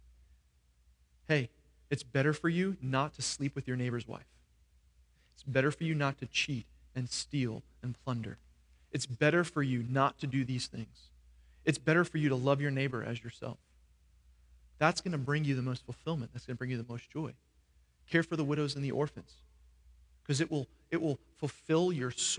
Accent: New York, United States; now in Florida, United States; I grew up in New York

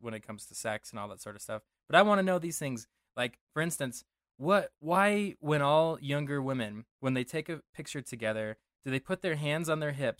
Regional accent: Denver, Colorado, United States; I grew up in Denver

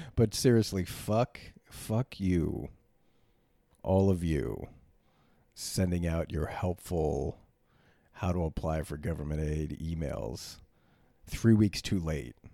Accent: United States

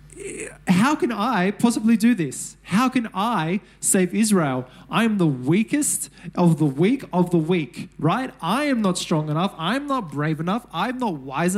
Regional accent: Sydney, New South Wales, Australia; I'm from Mount Druitt.

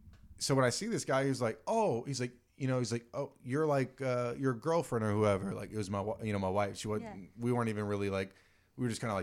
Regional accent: Virginia, United States; moved away; I grew up in Virginia

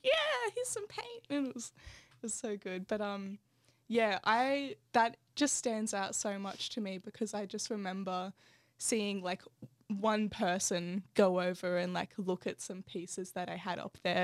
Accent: Canberra, Australian Capital Territory, Australia; Belco Mall was my home town

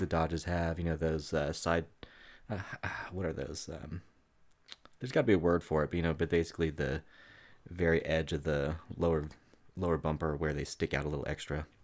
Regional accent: Daytona Beach, Florida, United States; I grew up in Daytona

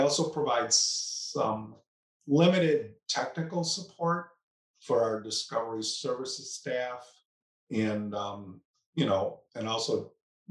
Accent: Snyder, New York, United States; I'm a lifelong Western New Yorker. I grew up in Snyder, New York, which is in the town of Amherst

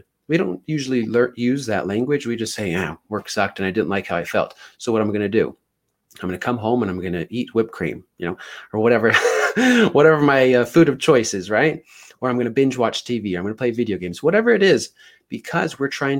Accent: Ogden, Utah, United States; I'm from Utah, but by Ogden, it's about 30 minutes north of Salt Lake

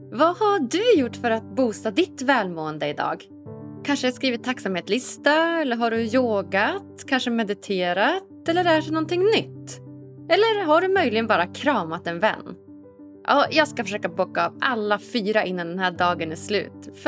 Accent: Umeå, Västerbotten County, Sweden

